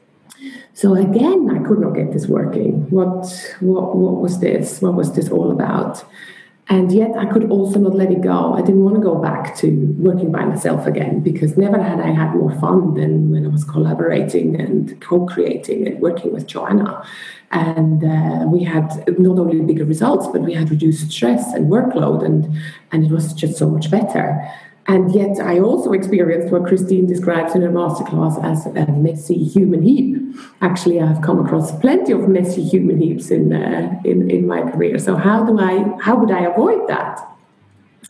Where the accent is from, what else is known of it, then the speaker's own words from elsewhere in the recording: Switzerland; moved away as an adult; also born or lived in London; I'm originally from Switzerland